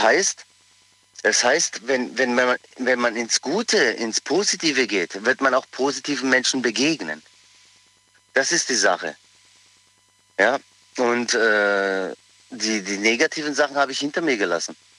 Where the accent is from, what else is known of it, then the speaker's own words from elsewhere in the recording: Pforzheim, Baden-Württemberg, Germany; ich bin aus Pforzheim, ich bin geboren in Pforzheim, bin aber Kroate